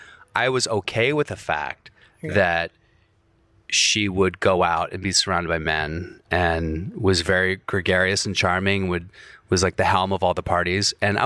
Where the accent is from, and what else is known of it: Virginia, United States